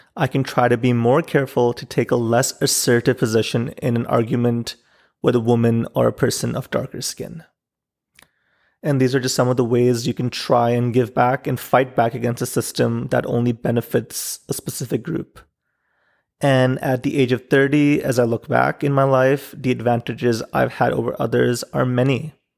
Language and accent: English; Pakistan; Growing up in Pakistan